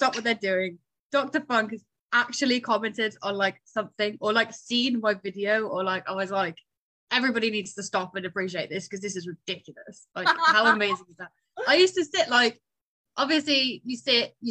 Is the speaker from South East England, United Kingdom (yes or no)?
no; Newcastle upon Tyne, North East England, United Kingdom; moved away; also born or lived in southern UK; I was born in Newcastle. I now live way further down south in the UK than that.